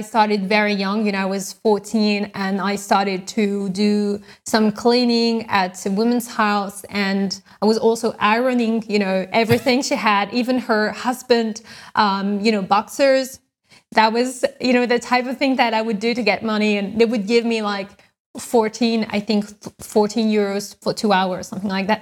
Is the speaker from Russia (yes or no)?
no; France; moved away; I'm from France, actually. I grew up in France